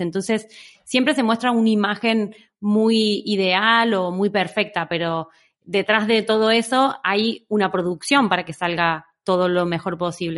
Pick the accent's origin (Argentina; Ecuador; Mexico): Argentina; moved away as an adult; now in Barcelona, Spain; soy una argentina que lleva en Barcelona ya 14 años